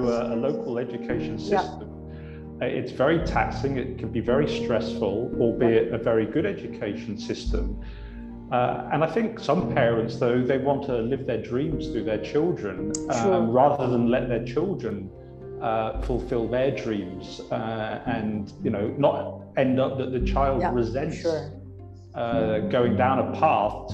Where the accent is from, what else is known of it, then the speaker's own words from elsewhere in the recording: Oxford, South East England, United Kingdom; I come from Oxford, and actually, yeah. I was surrounded by Oxford academia. My father was a professor.